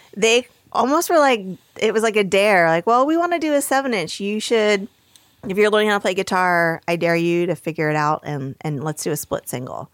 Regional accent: northern New Jersey, United States; I grew up in northern New Jersey, about 30 minutes outside of New York City

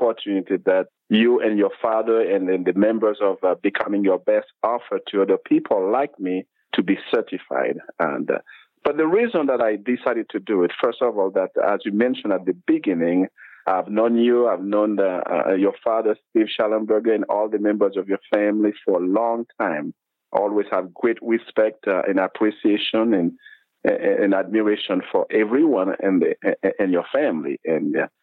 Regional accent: Haiti; I was born in Haiti, in a very small town, even a village, long time ago.

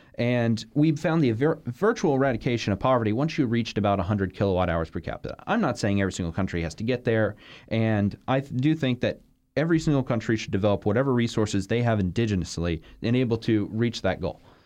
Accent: Florida, United States; I'm, I'm from Florida

